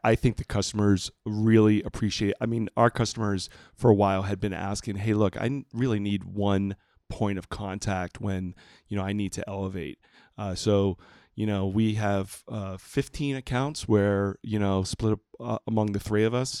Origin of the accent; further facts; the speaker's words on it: Puerto Rico; moved away; I grew up in Puerto Rico